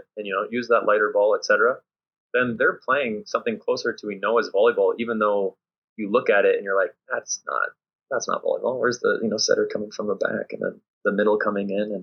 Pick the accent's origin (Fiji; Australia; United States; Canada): Canada; moved away; also born or lived in Luxembourg; I'm coming from Canadian system.